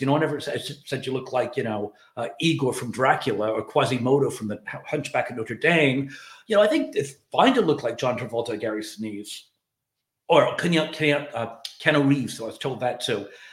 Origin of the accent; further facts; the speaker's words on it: Ireland; moved away; I'm an Irish immigrant